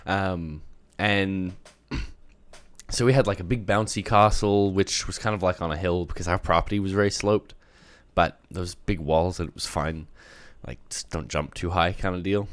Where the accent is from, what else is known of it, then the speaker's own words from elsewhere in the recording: Australia; moved away; growing up in Australia